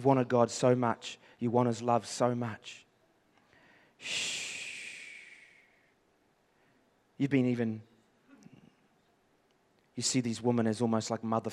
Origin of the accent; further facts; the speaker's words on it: England, United Kingdom; I'm from the English side of things